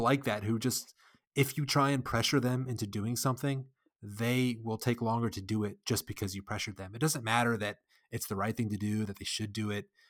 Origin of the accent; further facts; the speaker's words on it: United States; I'm an American